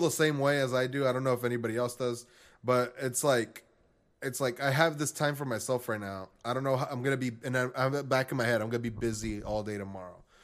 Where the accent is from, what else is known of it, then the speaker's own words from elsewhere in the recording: Texas, United States; I'm from Texas